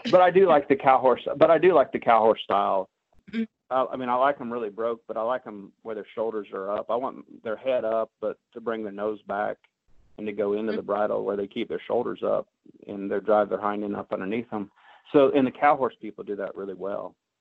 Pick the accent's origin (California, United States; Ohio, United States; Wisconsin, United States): Ohio, United States; Hilliard; moved away; also born or lived in Findlay, Ohio / Richmond, Indiana / Gainesville, Texas / Tulsa, Oklahoma; I was born in Hilliard, Ohio.